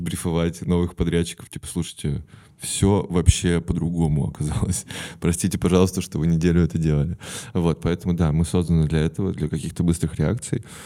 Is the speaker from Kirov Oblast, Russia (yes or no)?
no; Perm, Perm Krai, Russia; я из Перми